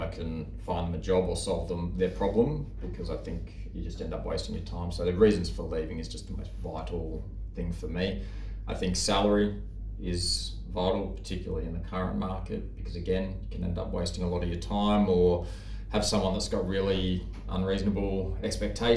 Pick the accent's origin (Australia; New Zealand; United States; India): Australia; Sydney, New South Wales; Born and raised in Sydney